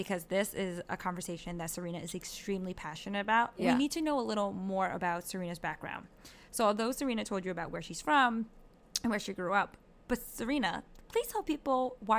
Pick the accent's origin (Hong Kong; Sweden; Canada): Hong Kong; I'm from Hong Kong.